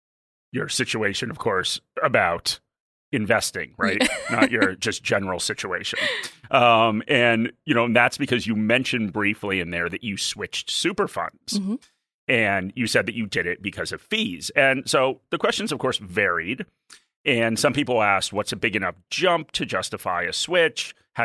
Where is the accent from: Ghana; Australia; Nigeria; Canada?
Australia; As an Australian, and I'll have to get this visa.